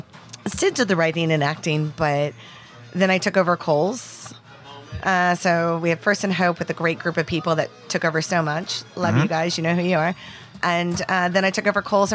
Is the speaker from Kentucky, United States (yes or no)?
yes; Louisville, Kentucky, United States; being born and raised in Louisville